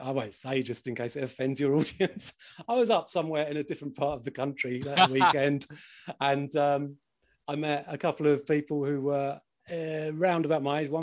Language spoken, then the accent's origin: English; London, United Kingdom; I am from South London